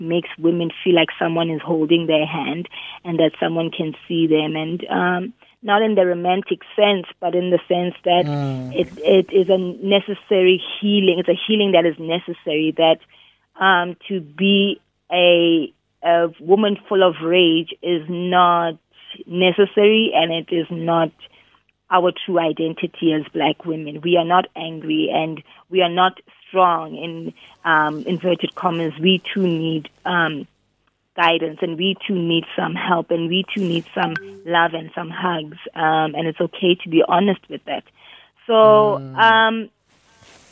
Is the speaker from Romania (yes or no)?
no; Bloemfontein, Free State, South Africa; moved away as an adult; also born or lived in Cape Town; I'm originally from Bloom. I'm a Bloom girl